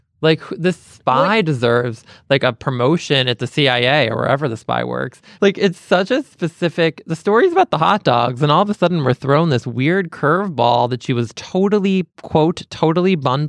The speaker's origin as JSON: {"language": "English", "town": "Boston", "region": "Massachusetts", "country": "United States", "tie": "born or raised there", "said": "growing up in Boston"}